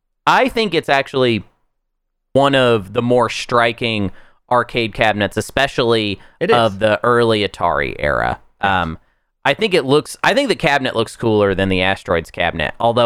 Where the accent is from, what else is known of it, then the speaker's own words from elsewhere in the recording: Pine Bluff, Arkansas, United States; I mean, I grew up in Pine Bluff, Arkansas.